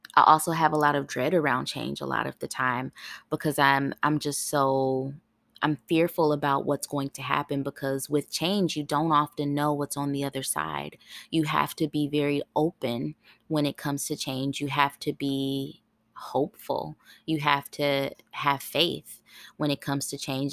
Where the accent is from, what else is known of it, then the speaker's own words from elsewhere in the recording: Ohio, United States; moved away as an adult; also born or lived in California; now in Tennessee, United States; That was my first time living outside of my home state. I lit, I, I was, I'm born in Ohio